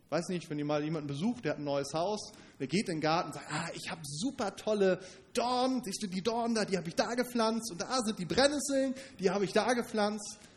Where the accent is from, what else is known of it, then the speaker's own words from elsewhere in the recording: Northern Germany, Germany; Stellt, fällt mir schwer, das vorzustellen, gerade als Norddeutscher. Hier sind die Hügel sowieso ein bisschen rar.